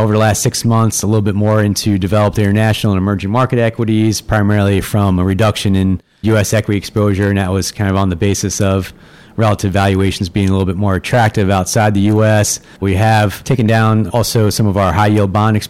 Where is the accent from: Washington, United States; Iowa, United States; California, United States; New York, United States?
New York, United States; Long Island; I'm growing up on Long Island, so grew up a diehard Yankees fan